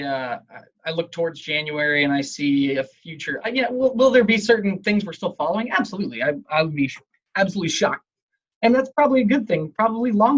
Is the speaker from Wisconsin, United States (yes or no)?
no; Columbus, Ohio, United States; I'm from Columbus, Ohio